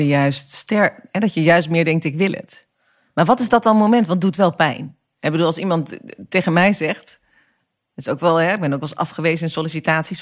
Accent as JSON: {"language": "Dutch", "region": "Overijssel", "country": "Netherlands", "tie": "born or raised there", "said": "ik kom uit Overijssel. Ja. Eh, eh, ik ben op het platteland opgegroeid."}